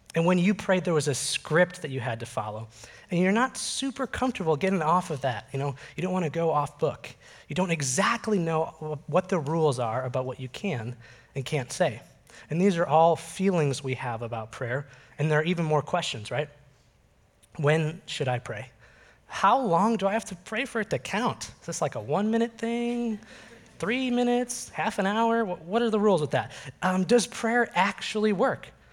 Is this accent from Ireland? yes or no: no; Oak Park, Illinois, United States; I grew up just outside Chicago in the Oak Park River Forest area